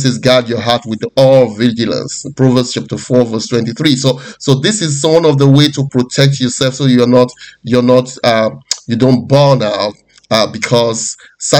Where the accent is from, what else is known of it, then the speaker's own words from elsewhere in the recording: Nigeria; moved away; I'm originally from Nigeria before I moved out of the country